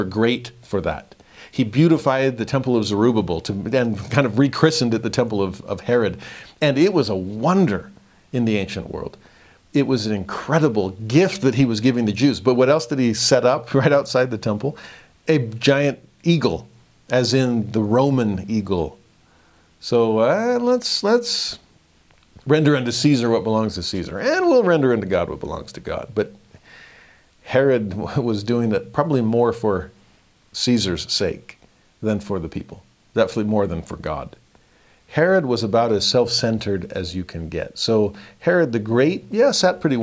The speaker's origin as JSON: {"language": "English", "town": "Los Angeles", "region": "California", "country": "United States", "tie": "born or raised there", "said": "I grew up in Southern California. I grew up in Los Angeles"}